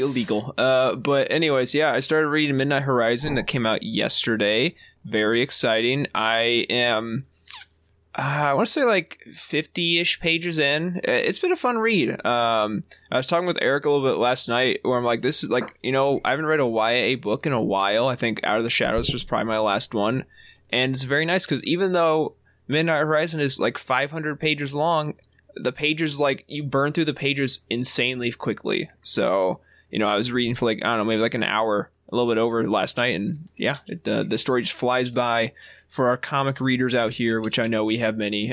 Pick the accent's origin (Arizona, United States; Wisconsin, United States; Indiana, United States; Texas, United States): Indiana, United States; grew up in Indiana and grew up, uh, as a Colts fan